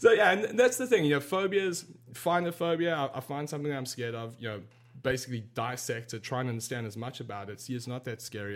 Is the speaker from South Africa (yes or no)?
yes; South Africa; I grew up in South Africa